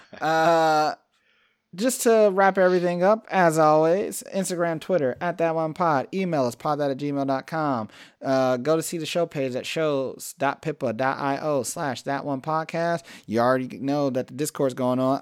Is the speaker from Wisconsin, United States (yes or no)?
no; Cleveland, Ohio, United States; I come from Cleveland, the land of just stay the fuck out of my way